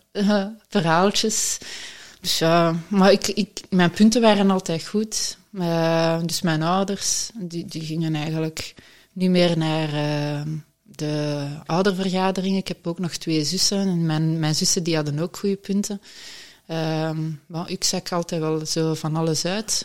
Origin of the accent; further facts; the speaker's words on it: Halle, Flanders, Belgium; moved away as an adult; now in Wallonia, Belgium; ik ben van Halle oorspronkelijk, tegen Brussel